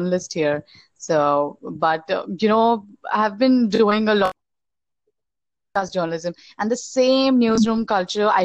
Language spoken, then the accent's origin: English; India; I'm from India